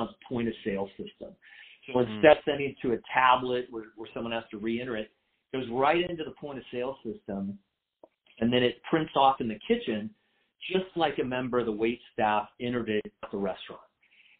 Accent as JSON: {"language": "English", "town": "San Diego", "region": "California", "country": "United States", "tie": "born or raised there", "said": "I grew up in San Diego in a family business"}